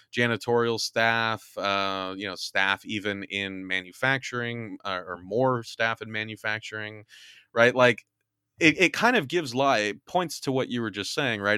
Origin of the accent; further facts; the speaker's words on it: California, United States; moved away; my home state is burning